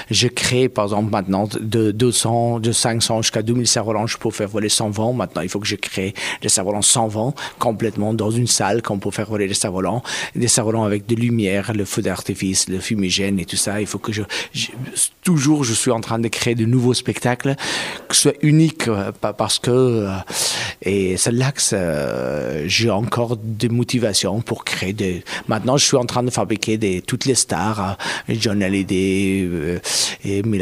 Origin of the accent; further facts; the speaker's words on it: Afghanistan; French is a second language; also born or lived in Pakistan; now in France; quand je suis, j'ai quitté Afghanistan, oh, je suis venu au Pakistan, en France